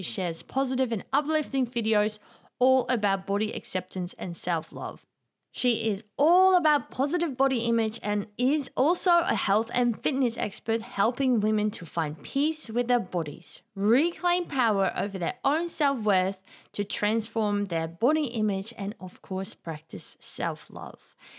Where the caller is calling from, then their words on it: Australia; I'm calling from Australia to the UK now